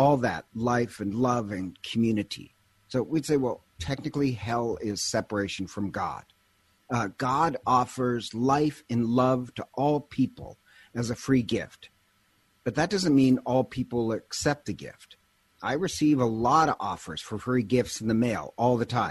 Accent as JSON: {"language": "English", "region": "Montana", "country": "United States", "said": "I'm originally from Montana"}